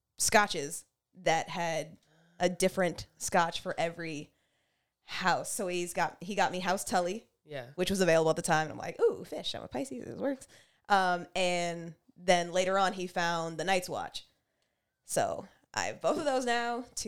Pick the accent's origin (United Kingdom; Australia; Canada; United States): Canada; You're here because you're fun, fine, black, and Canadian like us with zero apologies for it.